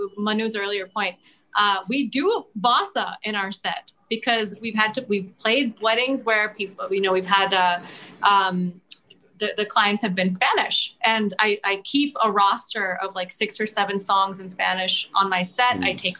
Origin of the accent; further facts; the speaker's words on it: East India, India; And I myself, I'm from East India, so I sing Odia songs when I'm in Odisha.